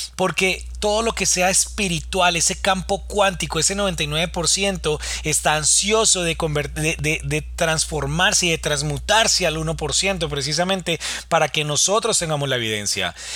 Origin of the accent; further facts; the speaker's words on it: Colombia; en mi país, en Colombia